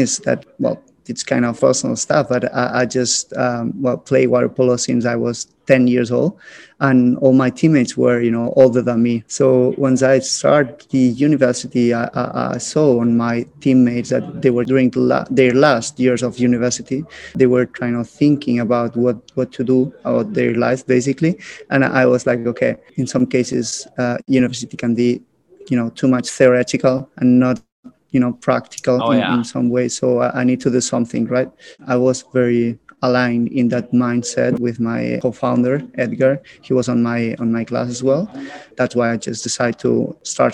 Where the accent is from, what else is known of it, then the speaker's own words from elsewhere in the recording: Barcelona, Catalonia, Spain; I'm originally born and raised in Barcelona.